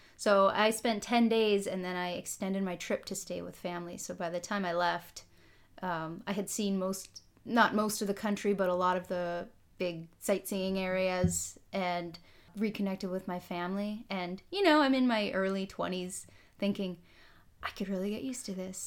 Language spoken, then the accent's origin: English; Holly, Minnesota, United States; moved away as an adult; also born or lived in Israel; now in California, United States; I'm from the northern part of Minnesota, rural Minnesota. Most people haven't heard of it. Tiny little town called Holly